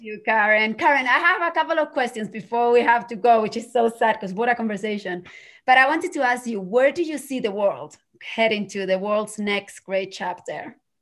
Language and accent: English; Spain; moved away; growing up in Spain